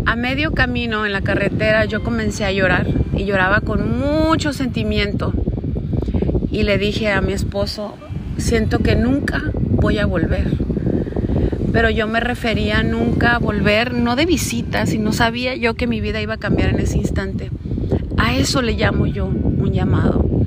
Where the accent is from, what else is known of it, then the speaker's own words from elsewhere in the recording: Caborca, Sonora, Mexico; moved away as an adult; also born or lived in Hermosillo, Sonora; mudarme de mi ciudad natal de nacimiento, que es Caborca, Sonora, a la capital del estado de Sonora, que es Hermosillo